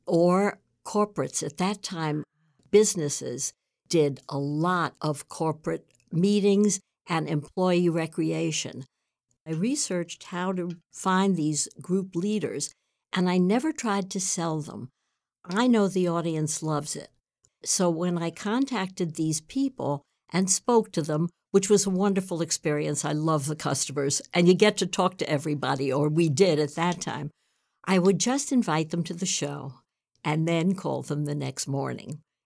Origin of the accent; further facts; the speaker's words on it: New York City, New York, United States; I grew up in New York City.